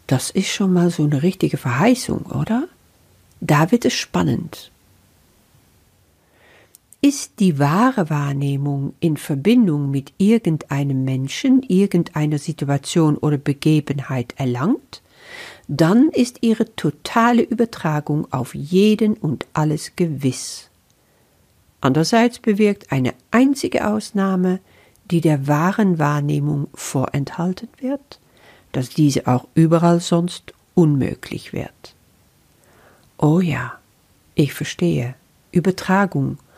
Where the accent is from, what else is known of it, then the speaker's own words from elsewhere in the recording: Netherlands; German is a second language; now in Germany; Das ist nun mal so als Niederländerin. Ich bin schon so lange in Deutschland, aber du wirst dich daran gewöhnen, dass mein Deutsch einfach nicht perfekt ist.